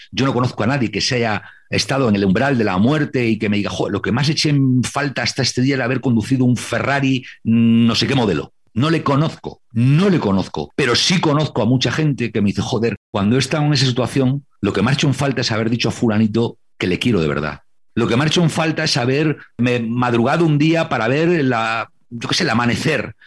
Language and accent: Spanish; Santander, Cantabria, Spain; Cuando yo era pequeño y veía en casa de mis abuelos en Santander, en Cantabria, en España